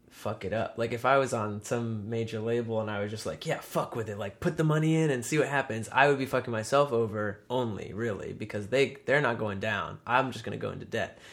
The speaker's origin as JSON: {"language": "English", "region": "Western Massachusetts", "country": "United States", "also_born_or_lived": "Kyoto, Japan"}